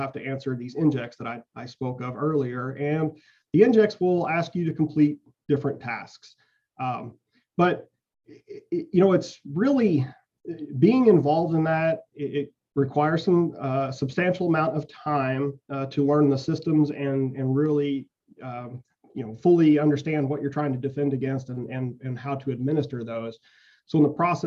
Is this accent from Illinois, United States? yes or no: yes; West Frankfort, Illinois, United States; our high school at West Frankfort had a really good electronics instructor